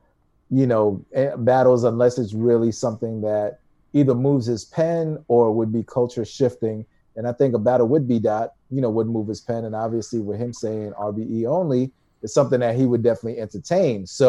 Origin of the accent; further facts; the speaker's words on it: New York, United States; We're from New York